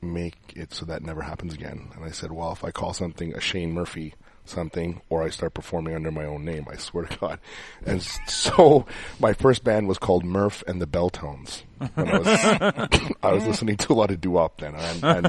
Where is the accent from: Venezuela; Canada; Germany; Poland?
Canada; Montreal, Quebec; I grew up in Verdun.